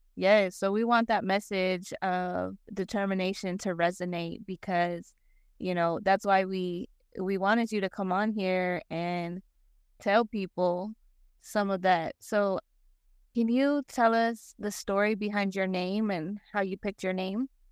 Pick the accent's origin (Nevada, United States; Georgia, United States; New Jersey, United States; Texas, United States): Nevada, United States; Las Vegas; moved away as an adult; also born or lived in Denver, Colorado; now in Arkansas, United States; I was born and raised in Las Vegas. I lived there for twenty-one years